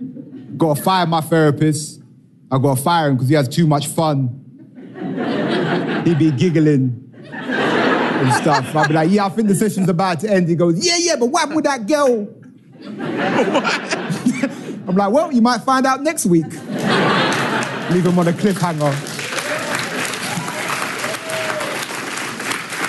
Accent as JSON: {"language": "English", "region": "England", "country": "United Kingdom", "said": "I am from England, and I know I'm not the guy off the brochure, but I am. From England"}